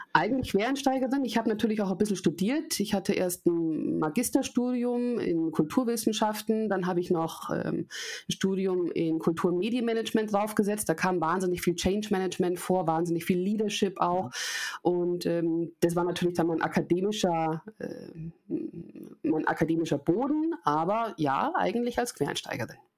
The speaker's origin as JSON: {"language": "German", "town": "Munich", "region": "Bavaria", "country": "Germany", "said": "Ich bin Münchnerin, ich bin 38 Jahre alt"}